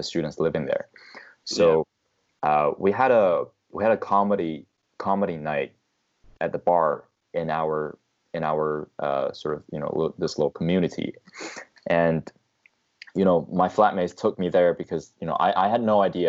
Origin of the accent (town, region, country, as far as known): China; moved away as an adult; also born or lived in United Kingdom / Australia